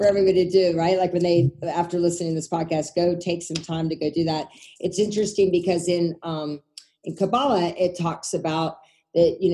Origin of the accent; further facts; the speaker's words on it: the South, United States; I grew up in the South, you know, as a little Jewish girl in the South.